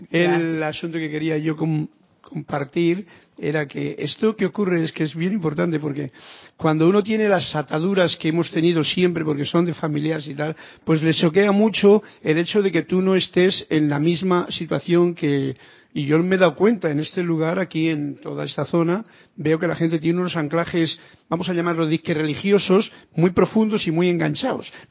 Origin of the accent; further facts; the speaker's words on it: Spain; moved away; lo digo yo que soy español, ¿no?